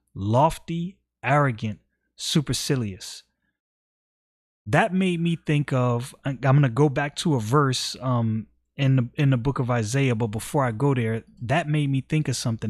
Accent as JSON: {"language": "English", "country": "United States", "said": "I'm an American citizen"}